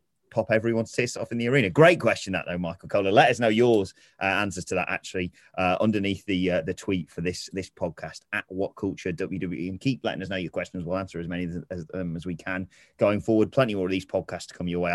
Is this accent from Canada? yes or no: no; Chesterfield, East Midlands, United Kingdom; I'm from Chesterfield, very close to Sheffield